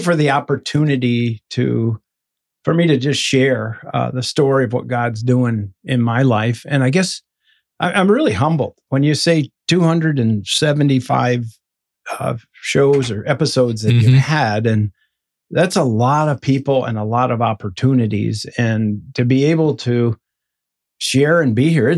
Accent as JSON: {"language": "English", "region": "Northwest Michigan", "country": "United States", "tie": "born or raised there", "said": "I was born in Michigan, and a small town in Northwest Michigan"}